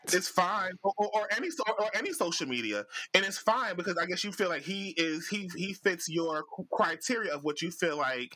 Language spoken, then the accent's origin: English; Jamaica; I'm Jamaican.